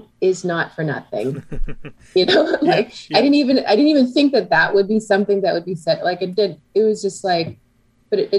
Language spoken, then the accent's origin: English; Canada; I'm Canadian